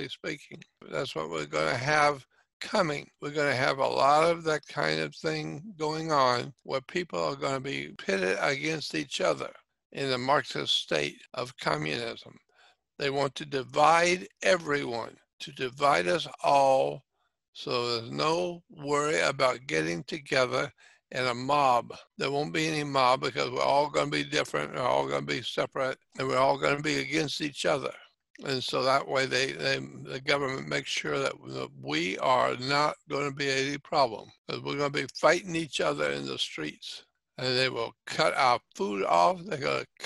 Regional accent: Pensacola, Florida, United States; in my town, my hometown

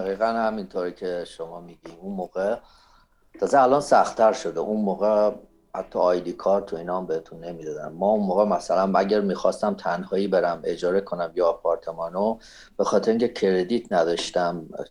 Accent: Iran; moved away as an adult; now in United States; ما ایرانی هستیم

